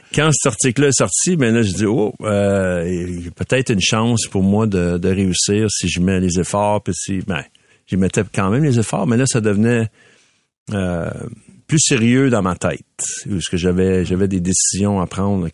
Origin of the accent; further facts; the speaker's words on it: Montreal, Quebec, Canada; je viens de Ville d'Anjou, fait que mes parents étaient là avec moi.